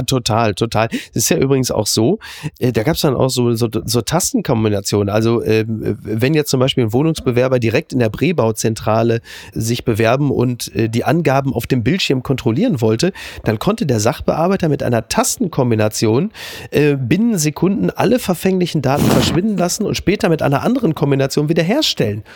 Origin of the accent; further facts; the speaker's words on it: Germany; wir als Deutsche